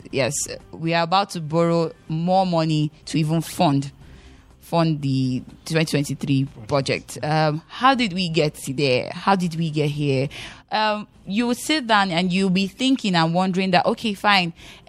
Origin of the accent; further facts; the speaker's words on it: Nigeria; I'm a Nigerian and I'm just wondering whether I would eat next week